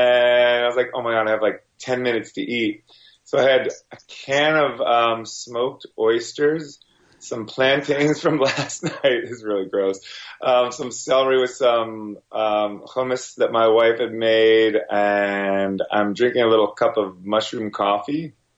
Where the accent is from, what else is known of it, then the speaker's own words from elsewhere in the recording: New York, United States; also born or lived in New Jersey; I was born in Jersey, Northern Jersey, lived in, over in Rockland County for a good portion of my life. And then my parents moved me up way upstate to like Cowtown, USA, up in, up near Hudson, New York